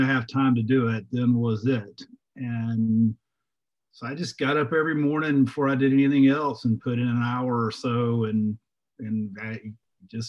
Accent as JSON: {"language": "English", "town": "Jackson", "region": "Mississippi", "country": "United States", "tie": "born or raised there", "said": "where I grew up in Jackson, Mississippi, as a teenager"}